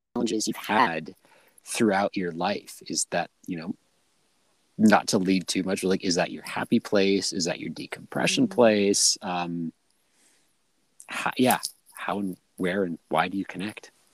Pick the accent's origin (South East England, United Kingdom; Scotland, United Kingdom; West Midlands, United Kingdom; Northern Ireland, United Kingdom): Scotland, United Kingdom; I'm from Scotland